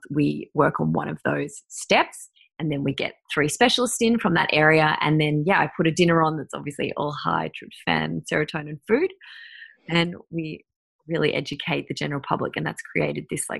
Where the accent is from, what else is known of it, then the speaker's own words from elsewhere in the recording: Mansfield, Victoria, Australia; also born or lived in Merrijig; now in Melbourne, Australia; I grew up in Mansfield and Merrijig out in the country